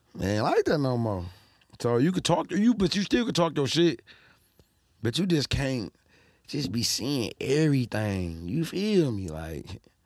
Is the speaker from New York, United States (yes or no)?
no; Detroit, Michigan, United States; we from Detroit